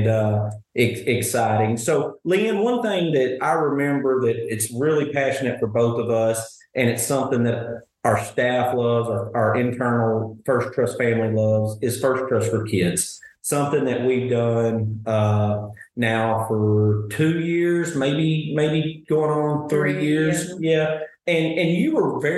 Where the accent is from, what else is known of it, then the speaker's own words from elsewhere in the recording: Sheridan, Arkansas, United States; Sheridan is my hometown